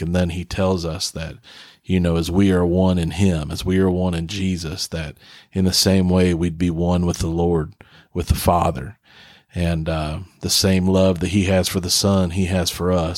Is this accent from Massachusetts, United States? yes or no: no; Huntington, West Virginia, United States; now in Sneads Ferry, United States; I'm from West Virginia, from Huntington, West Virginia